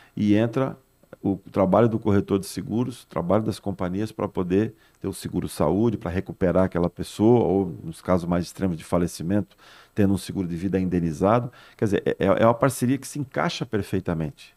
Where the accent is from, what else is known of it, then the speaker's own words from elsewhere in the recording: São Paulo, Brazil; moved away as an adult; now in Santos, Brazil; Eu sou nascido e criado em São Paulo, mas estou há 35 anos já em Santos